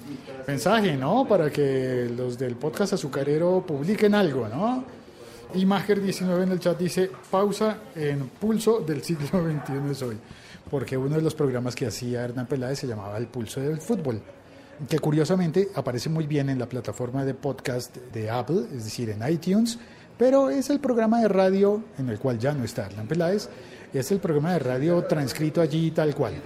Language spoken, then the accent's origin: Spanish; Colombia; en Colombia hablando de fútbol, que es un tema muy importante en mi país